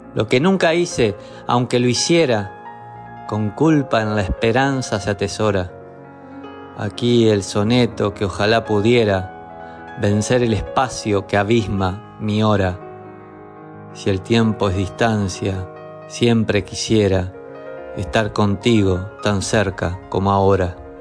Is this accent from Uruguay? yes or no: yes; Uruguay; soy uruguayo, poeta